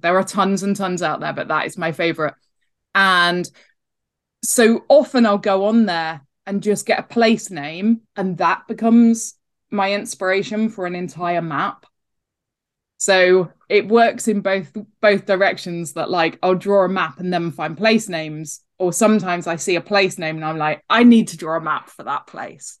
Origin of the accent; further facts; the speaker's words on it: Devon, South West England, United Kingdom; I grew up in Devon on the edge of Dartmoor.